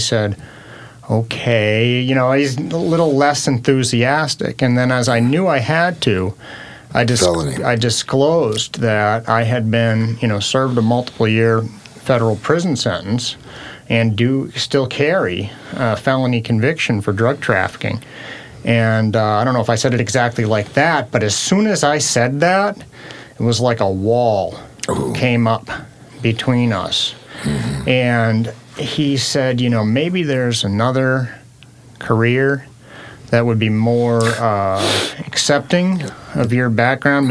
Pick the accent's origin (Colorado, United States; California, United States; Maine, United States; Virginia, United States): Maine, United States; Portland; moved away as an adult; now in Washington, United States; This was my home state. Portland, Maine is where I grew up